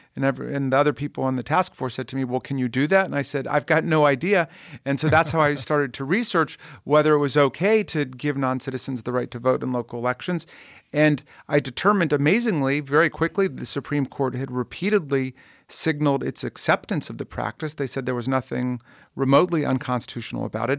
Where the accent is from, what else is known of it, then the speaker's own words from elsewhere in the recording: Takoma Park, Maryland, United States; my hometown, uh, of Tacoma Park, Maryland